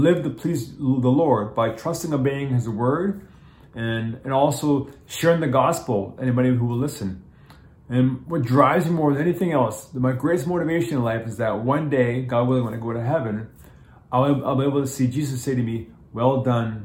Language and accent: English; Toronto, Ontario, Canada; also born or lived in Japan / New York / Los Angeles; I actually live in Toronto. I'm Canadian. I'm born in Toronto.